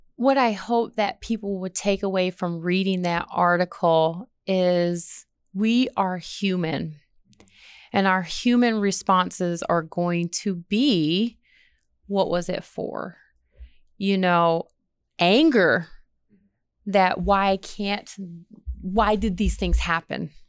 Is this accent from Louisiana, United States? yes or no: no; Michigan, United States; moved away as an adult; now in Redstone Arsenal, United States; I'm from Michigan